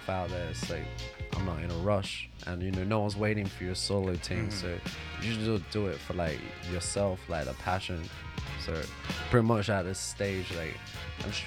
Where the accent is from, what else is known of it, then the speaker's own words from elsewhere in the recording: South Africa; also born or lived in United Kingdom / Australia; now in Tokyo, Japan; I grew up in South Africa